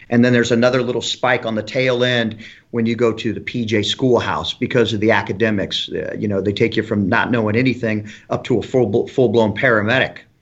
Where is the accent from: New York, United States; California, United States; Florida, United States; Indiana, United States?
Indiana, United States; Elkhart; moved away as an adult; I grew up in Elkhart, Indiana, close to South Bend, Indiana